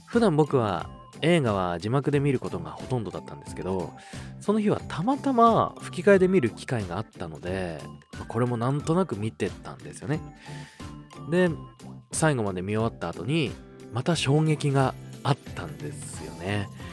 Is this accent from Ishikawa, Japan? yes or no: no; Osaka, Japan; 大阪府出身でして